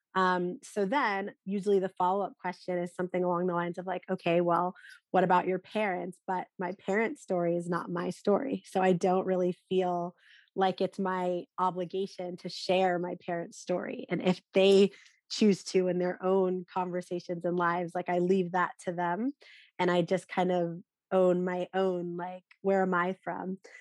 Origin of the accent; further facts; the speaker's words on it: North Carolina, United States; now in Philadelphia, United States; I grew up in North Carolina, I'm now living in Philadelphia